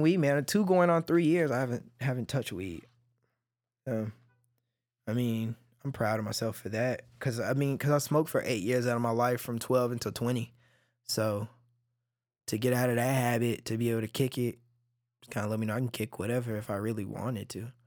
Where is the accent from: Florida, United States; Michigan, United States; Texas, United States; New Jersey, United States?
Texas, United States; Cedar Hill; also born or lived in Oak Cliff, Dallas; I grew up in Cedar Hill